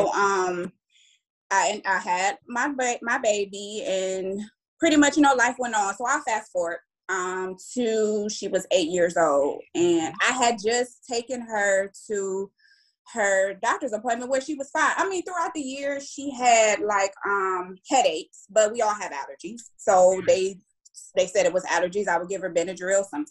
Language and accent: English; Cleveland, Ohio, United States; also born or lived in Durham, North Carolina; I'm from Cleveland, Ohio